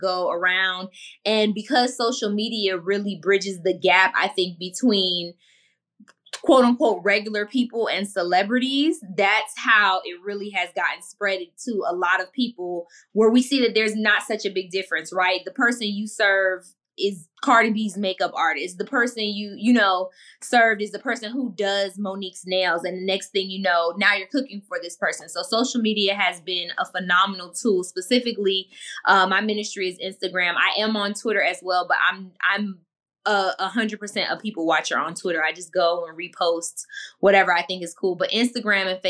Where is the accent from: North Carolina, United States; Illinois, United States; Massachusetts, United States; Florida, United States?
Florida, United States; Miami; I'm from the hood. I'm from Miami, and not the part that people visit